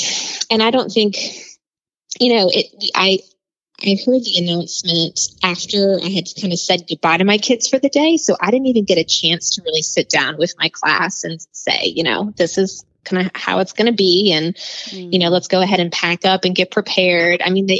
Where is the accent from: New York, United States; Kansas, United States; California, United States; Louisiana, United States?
Louisiana, United States; New Orleans; I am. I'm from New Orleans.